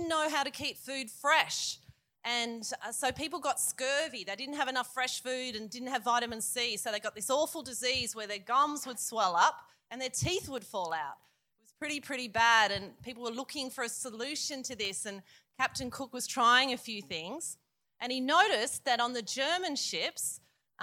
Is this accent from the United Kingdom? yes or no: no; Queanbeyan, New South Wales, Australia; I'm from Queanbeyan.